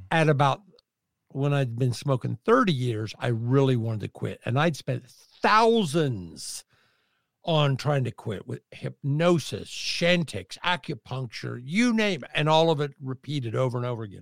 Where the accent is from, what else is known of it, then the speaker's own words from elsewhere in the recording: Midwest, United States; I was born and raised in the Midwest